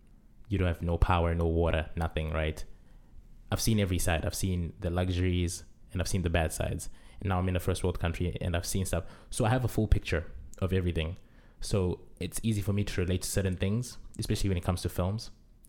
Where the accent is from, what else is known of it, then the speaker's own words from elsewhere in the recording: Zimbabwe; moved away; I'm from Zimbabwe.